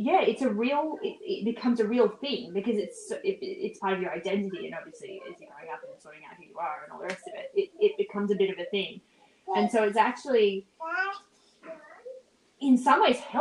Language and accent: English; Australia; I'm Australian